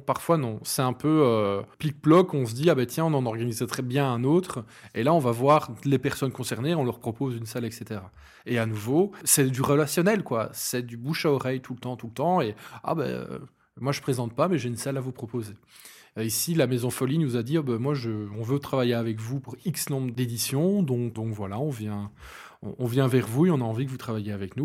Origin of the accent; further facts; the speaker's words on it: Hainaut, Wallonia, Belgium; also born or lived in Binche; je suis originaire du Hainaut, plus spécifiquement dans Derlu, donc c'est un bled entre Charleroi, la Louvière et Mons. J'y ai vécu très longtemps. J'ai fait toutes mes études à Binche